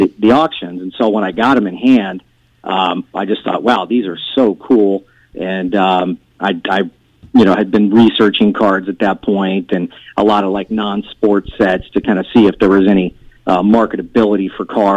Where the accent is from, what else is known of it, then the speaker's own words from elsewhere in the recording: Orlando, Florida, United States; I'm from Orlando, Florida